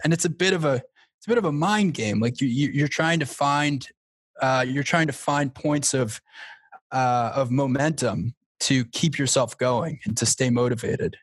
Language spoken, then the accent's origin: English; Long Island, New York, United States; I grew up on Long Island